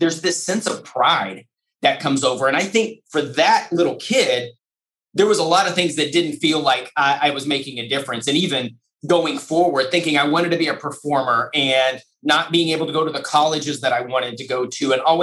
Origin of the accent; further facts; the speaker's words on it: Lubbock, Texas, United States; First grade, West Texas in Lubbock, Texas, Murphy Elementary School